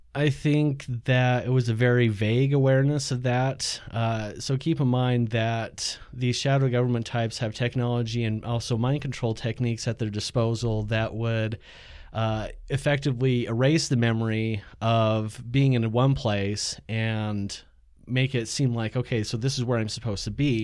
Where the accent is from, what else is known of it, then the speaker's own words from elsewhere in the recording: Utah, United States; also born or lived in Ohio; So from there, it's like, came out to Utah and lived with this family